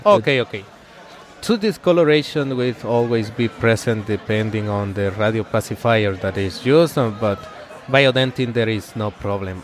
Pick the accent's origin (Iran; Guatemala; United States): Guatemala; the first op- office that I opened was in my hometown. It's a small town in Guatemala